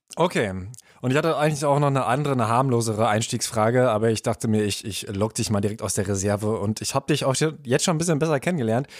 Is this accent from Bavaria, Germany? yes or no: no; town neighbouring Kamen, North Rhine-Westphalia, Germany; ich komme aus Aalen. Da ist man äh, ein Nachbar.